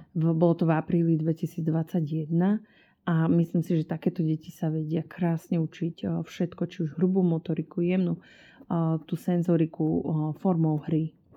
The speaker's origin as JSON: {"language": "Slovak", "town": "Bratislava", "region": "Bratislava Region", "country": "Slovakia", "said": "My sme z Bratislavy"}